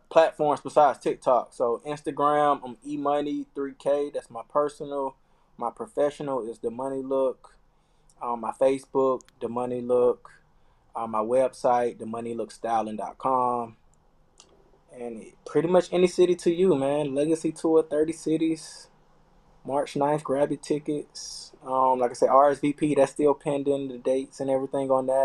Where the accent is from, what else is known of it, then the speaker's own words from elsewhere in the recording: Florida, United States; I'm from the South, man. I'm from Florida, y'all.